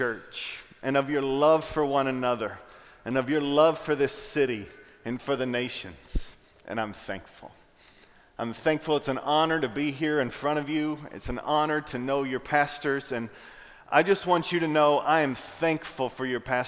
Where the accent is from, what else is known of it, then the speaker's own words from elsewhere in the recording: Knoxville, Tennessee, United States; now in Raleigh, United States; I grew up in Knoxville, Tennessee